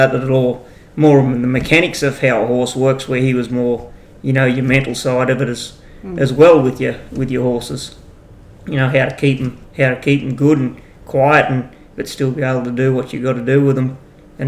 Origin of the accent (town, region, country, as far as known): Inverell, New South Wales, Australia; born or raised there; also born or lived in Manila, New South Wales